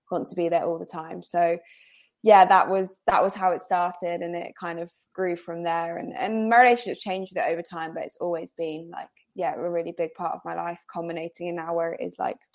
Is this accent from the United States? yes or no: no; Cambridge, East of England, United Kingdom; born there; also born or lived in Liverpool / Germany / Scotland / London; So I was born. I was born in Cambridge. My parents now are based in Essex